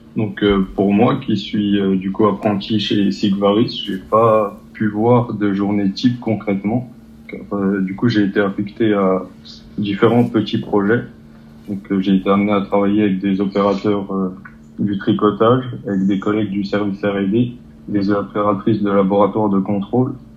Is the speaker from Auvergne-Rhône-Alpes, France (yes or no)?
no; Territoire de Belfort, Bourgogne-Franche-Comté, France; je viens du territoire de Belfort.